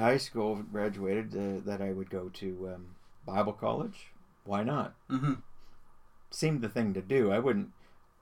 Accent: Burlington, Ontario, Canada; I was born and raised in Burlington and spent most of our lives there.

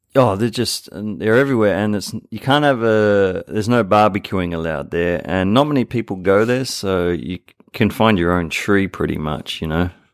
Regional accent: Sydney, New South Wales, Australia; now in Japan; I'm from Sydney.

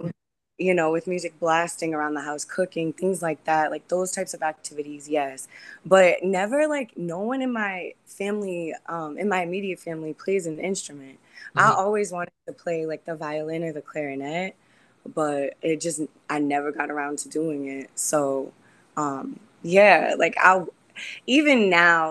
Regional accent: Charleston, South Carolina, United States; now in Boston, United States; I was born in Charleston, South Carolina.

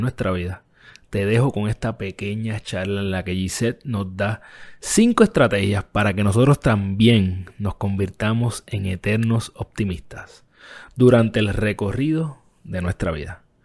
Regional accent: Puerto Rico; en mi país, Puerto Rico

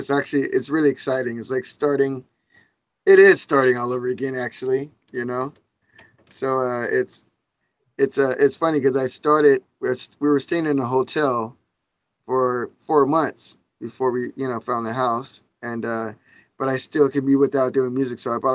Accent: Orange County, California, United States; I'm from Orange County. We're from Orange County.

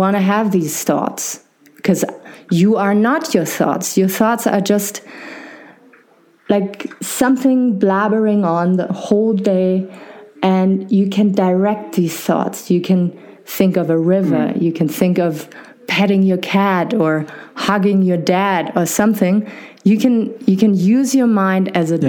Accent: Germany; accent: maybe not harsh German; I was uh, born and raised in Germany

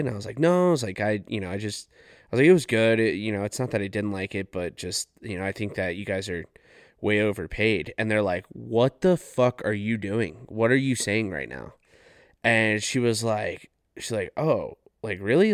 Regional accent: Farmington, New Mexico, United States; I'm from Farmington, New Mexico.

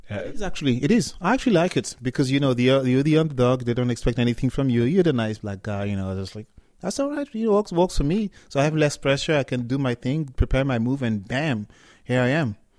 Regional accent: Germany; also born or lived in Cameroon / France; now in United Kingdom; I'm from Cameroon, but I grew up in in Germany. Uh, I studied in France and I live in, in the in, in the UK

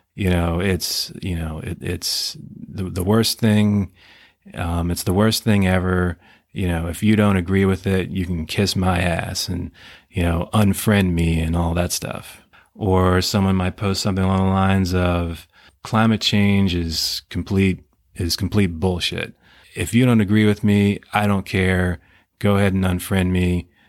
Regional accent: United States; as, as American citizens

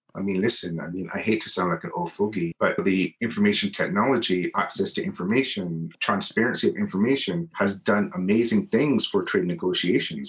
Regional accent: Barbados; moved away as an adult; now in Geneva, Switzerland; I'm from Barbados, a very small, beautiful island in the Caribbean

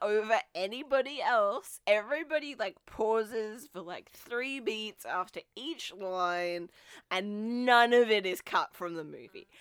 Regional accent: Australia; as an Australian person

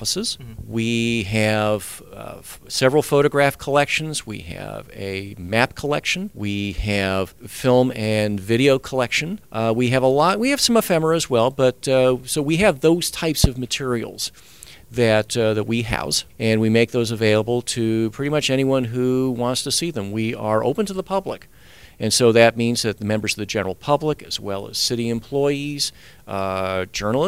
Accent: Orange County, California, United States; also born or lived in Altadena; I grew up in Orange County, so I'm a Southern California native

